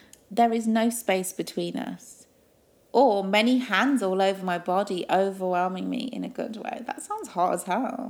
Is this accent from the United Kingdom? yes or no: yes; United Kingdom; we're British